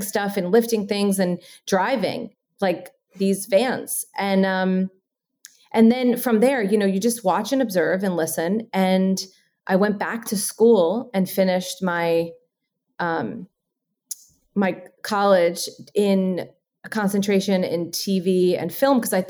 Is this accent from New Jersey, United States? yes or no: yes; New Jersey, United States; I'm from Jersey.